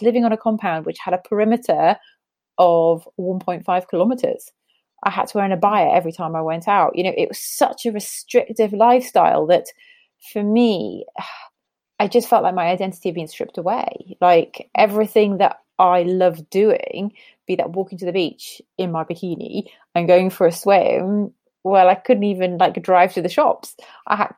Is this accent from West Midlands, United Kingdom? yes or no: no; Newcastle upon Tyne, North East England, United Kingdom; moved away; I'm a Geordie born and bred